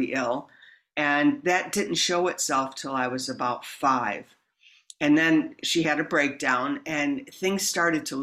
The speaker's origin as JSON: {"language": "English", "region": "New York", "country": "United States", "tie": "born or raised there", "moved": "yes", "said": "I grew up back east near Buffalo, not in Buffalo, a small town in between Buffalo and Rochester."}